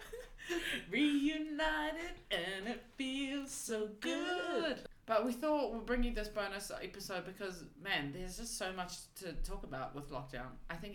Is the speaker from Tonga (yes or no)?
yes; Tonga; even within Tonga, we have different dialects.